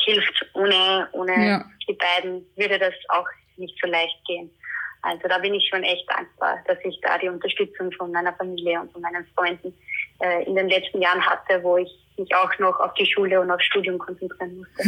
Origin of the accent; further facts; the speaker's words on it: Austria; bei uns in Österreich